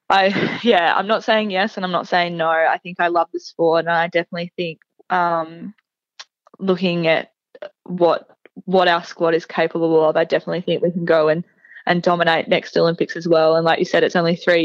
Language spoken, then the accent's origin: English; Nhill, Victoria, Australia; growing up in Neil, it was when I was growing up, we're in the middle of a drought, so Neil's half an hour away from Dimboola